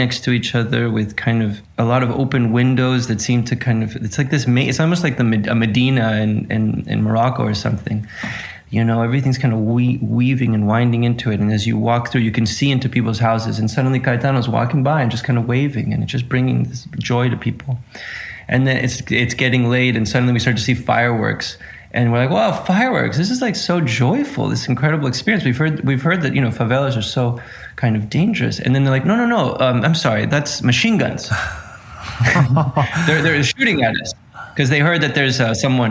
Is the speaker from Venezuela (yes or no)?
yes; Venezuela; I grew up in Venezuela